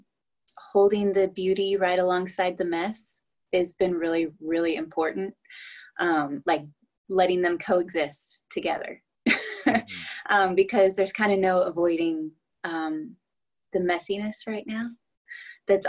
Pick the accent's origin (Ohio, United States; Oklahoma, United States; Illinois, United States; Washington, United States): Washington, United States; also born or lived in Arkansas; now in Nashville, United States; I'm originally from Washington State